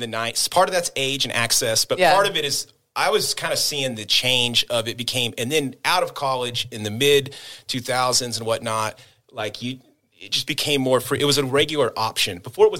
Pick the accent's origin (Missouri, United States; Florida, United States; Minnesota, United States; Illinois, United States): Missouri, United States; Kansas City; also born or lived in Oklahoma; you know, I grew up in the suburbs of Kansas City. And at the time, I was born in Oklahoma.